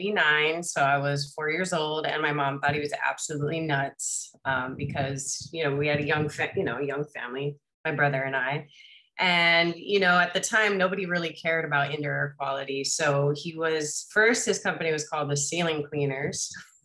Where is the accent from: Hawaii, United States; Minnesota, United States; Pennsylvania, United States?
Hawaii, United States; I grew up in Waikai, went to Pokoi Elementary. Then we moved to town because the traffic got pretty nuts back then